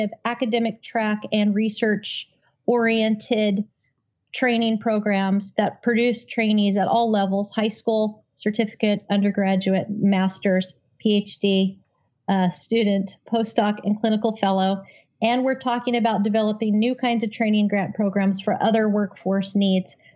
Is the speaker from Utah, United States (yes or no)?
yes; Utah, United States; I grew up in Utah